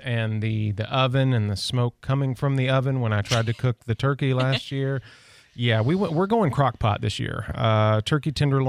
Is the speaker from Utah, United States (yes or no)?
no; Nashville, Tennessee, United States; now in Pensacola, United States; I come from Nashville, and me and my wife and her family, before we got married, we used to come down here and vacation.